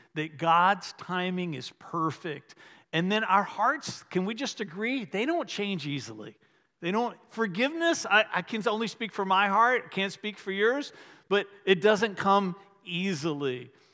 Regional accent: Varina, Virginia, United States; I grew up in the Episcopal Church when I was little in a little town called Verina in Henrico County, just outside of Richmond

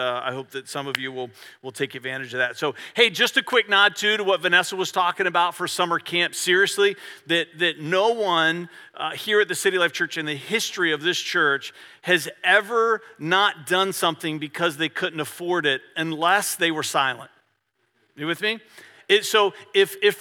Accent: Virginia, United States; I'm from Virginia

